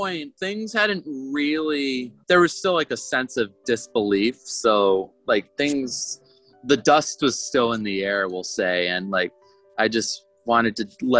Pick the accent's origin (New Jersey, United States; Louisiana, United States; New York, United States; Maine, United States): Maine, United States; moved away as an adult; also born or lived in St. John's, Newfoundland; growing up in Maine